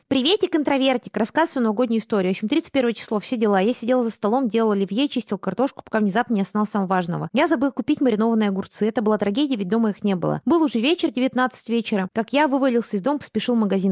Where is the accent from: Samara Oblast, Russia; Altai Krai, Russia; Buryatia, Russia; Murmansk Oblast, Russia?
Buryatia, Russia; я выросла в Бурятии, я выросла в буддийской семье